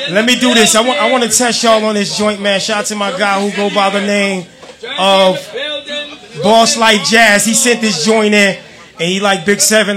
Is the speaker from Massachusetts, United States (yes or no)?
no; North New Jersey, United States; I'm from North New Jersey